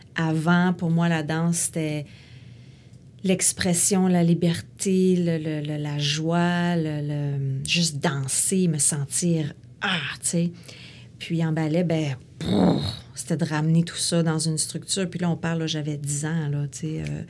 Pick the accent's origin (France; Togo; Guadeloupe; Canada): Canada; Quebec City, Quebec; Moi, je viens de Québec. Je suis née à Québec.